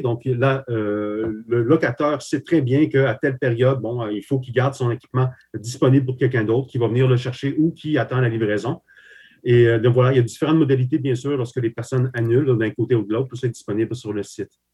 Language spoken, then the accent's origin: French; Quebec, Canada; also born or lived in Slovakia; je suis arrivé au Québec euh, ben, à l'enfance, hein, carrément. Donc, j'ai effectué toutes mes, mes, écoles ici, donc à partir de 8 ans.